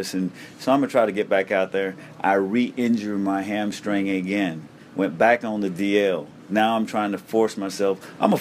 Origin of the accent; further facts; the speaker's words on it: Florida, United States; I grew up in Florida